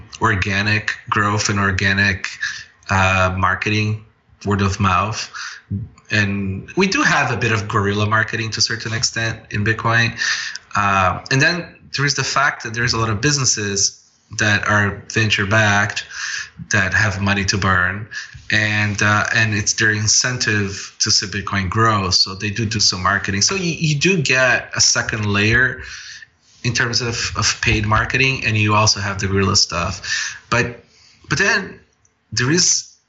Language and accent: English; Brazil; now in Toronto, Canada; I grew up in Brazil